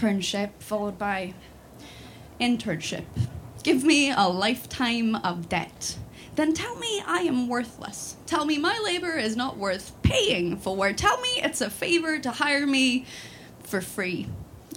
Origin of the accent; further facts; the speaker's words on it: Sweden; moved away as an adult; now in Scotland, United Kingdom; I'm from Sweden. I grew up in Sweden